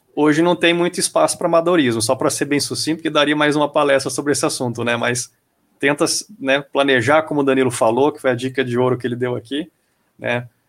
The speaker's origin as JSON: {"language": "Portuguese", "country": "Brazil", "said": "A gente é brasileiro"}